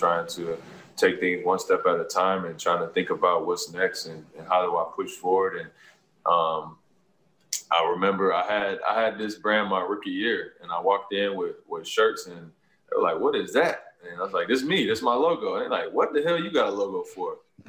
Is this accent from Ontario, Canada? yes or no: yes; Toronto, Ontario, Canada; So I'm doing work in my hometown like I always do. I'm going to continue to try to find work to do, you know, in Toronto.